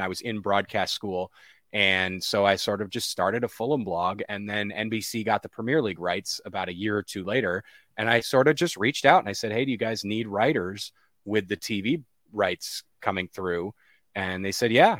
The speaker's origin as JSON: {"language": "English", "region": "Connecticut", "country": "United States", "moved": "as an adult", "lives_now": "Winston-Salem, United States", "said": "I'm from Connecticut, outside New York"}